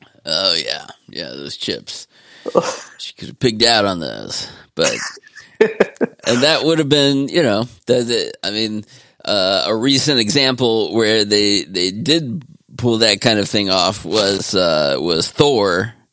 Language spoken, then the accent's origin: English; Austria; this legend who I grew up watching in Westerns in our little theater in Austria.